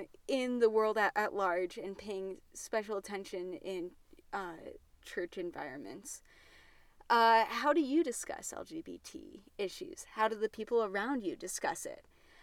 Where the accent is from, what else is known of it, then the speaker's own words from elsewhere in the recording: Utah, United States; If you live in Utah, which I grew up in Utah, so I feel free to poke a little bit fun about it.